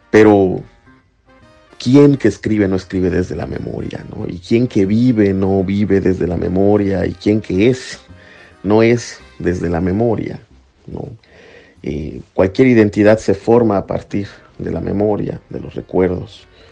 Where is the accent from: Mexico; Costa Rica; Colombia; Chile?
Mexico; now in United States; Yo soy un poeta mexicano, soy un poeta latinoamericano, un poeta en lengua española que vive en Estados Unidos